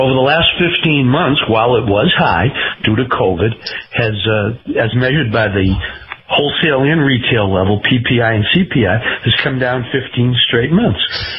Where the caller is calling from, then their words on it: Sarasota, Florida, United States; I'm from Sarasota, Florida.